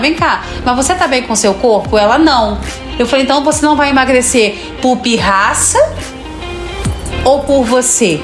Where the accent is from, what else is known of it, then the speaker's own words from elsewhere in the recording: Rio Grande do Sul, Brazil; eu sou gaúcho